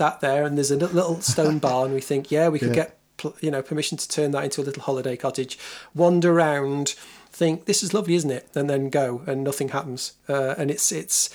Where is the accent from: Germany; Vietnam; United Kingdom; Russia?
United Kingdom; England; in England as an English person with no other